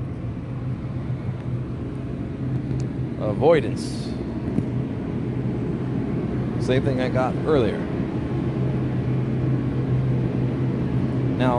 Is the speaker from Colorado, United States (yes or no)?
yes; Colorado, United States; also born or lived in Grand Junction, Colorado; I'm from Colorado